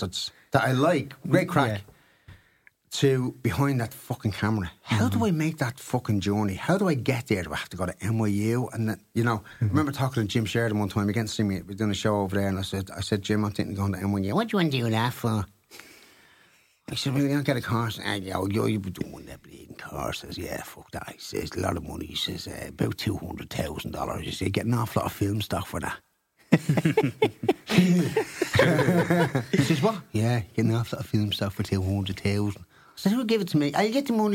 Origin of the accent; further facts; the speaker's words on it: Dublin, Leinster, Ireland; moved away as an adult; also born or lived in New York; I'm from Ballyferma